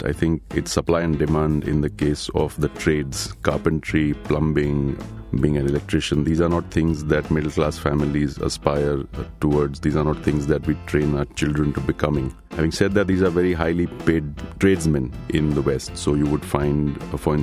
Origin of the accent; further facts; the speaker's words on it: Mumbai, Maharashtra, India; I was growing up in Bombay in the 70s and 80s